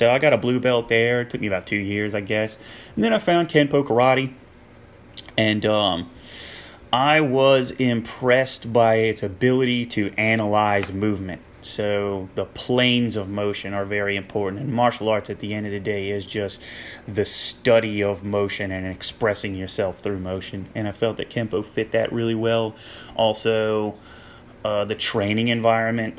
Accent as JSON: {"language": "English", "region": "Louisiana", "country": "United States", "also_born_or_lived": "Maryland", "moved": "as an adult", "said": "came back to Louisiana"}